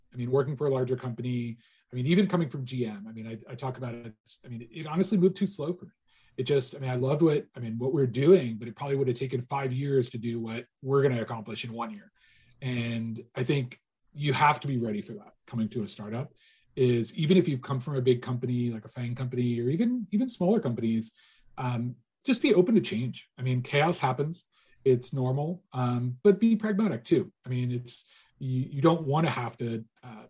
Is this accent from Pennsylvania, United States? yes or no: yes; Kutztown, Pennsylvania, United States; moved away; I grew up in a college town. My dad's a college professor. And so kind of always had been in that little college town in Pennsylvania, in Kutztown, and grew up through high school